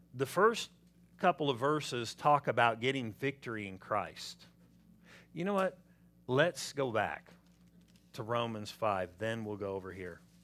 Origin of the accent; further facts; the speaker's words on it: Southern California, United States; I'm from Southern California.